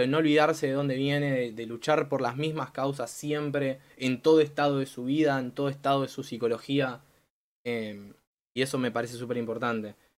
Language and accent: Spanish; Argentina